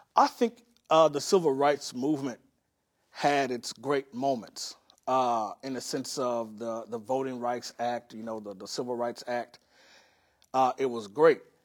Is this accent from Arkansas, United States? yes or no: yes; Pine Bluff, Arkansas, United States; now in Los Angeles, United States; I grew up in this city, uh, called Pine Bluff, Arkansas